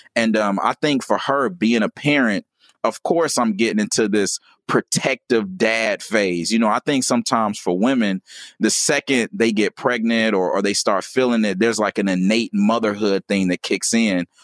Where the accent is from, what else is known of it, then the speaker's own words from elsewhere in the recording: Gary, Indiana, United States; I was born in Gary, Indiana